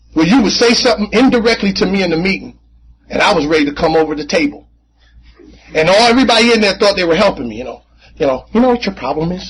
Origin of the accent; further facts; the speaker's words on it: Jersey City, New Jersey, United States; I grew up in Jersey City